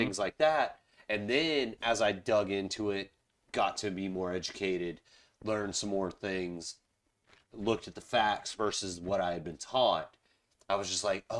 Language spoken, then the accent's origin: English; Charleston, South Carolina, United States; so I grew up in Charleston, South Carolina. I grew up in South Carolina.